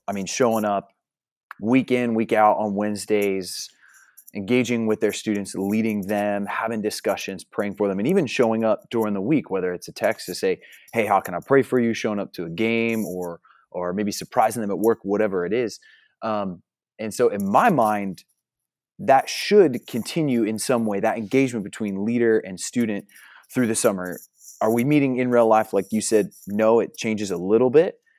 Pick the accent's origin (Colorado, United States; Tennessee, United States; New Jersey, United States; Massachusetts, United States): New Jersey, United States; moved away as an adult; also born or lived in Upstate New York; now in Oklahoma, United States; I'm originally from Jersey, so I was born and raised in New Jersey, then transplanted to New York, and now Oklahoma